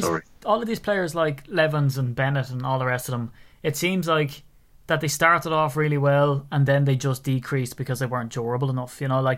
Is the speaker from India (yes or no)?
no; Ireland; accent: Irish; it's just my Irish accent.